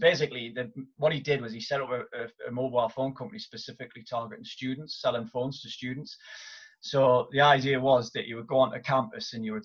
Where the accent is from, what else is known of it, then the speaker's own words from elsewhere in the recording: Newcastle upon Tyne, North East England, United Kingdom; I'm originally from Newcastle upon Tyne in the northeast of England, and I went to my local school